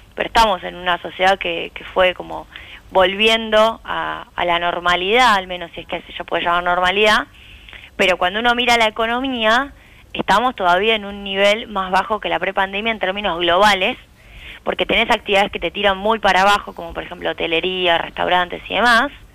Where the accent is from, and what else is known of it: Argentina